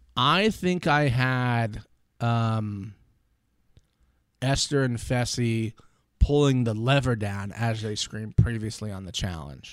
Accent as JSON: {"language": "English", "country": "United States", "said": "I'm American"}